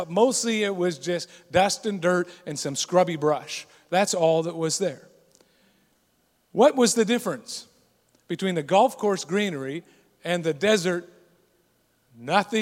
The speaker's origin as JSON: {"language": "English", "region": "Scotland", "country": "United Kingdom", "said": "I'm Scottish"}